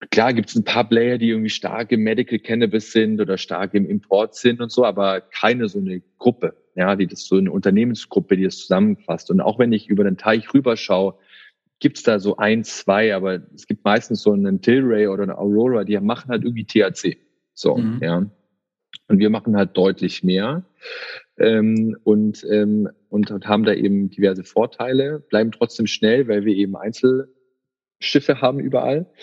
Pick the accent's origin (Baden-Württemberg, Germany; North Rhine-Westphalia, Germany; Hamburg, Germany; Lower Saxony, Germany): Baden-Württemberg, Germany; man denkt dann schon halb dann irgendwie in Englisch auch als Schwabe hier, ja.